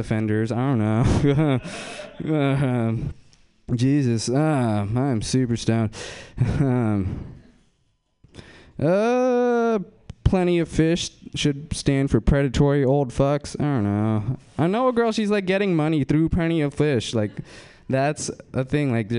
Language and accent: English; Fremont, California, United States; I'm from Fremont, and, I fucking follow people from my high school